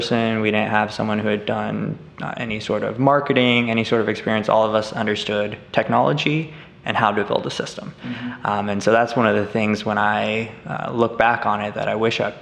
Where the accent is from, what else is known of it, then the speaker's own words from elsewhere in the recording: Colorado, United States; I'm actually from Colorado in the northern mountains